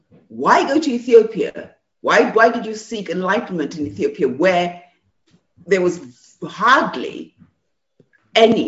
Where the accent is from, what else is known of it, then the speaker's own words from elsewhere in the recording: Oyo, Nigeria; I come from Oyo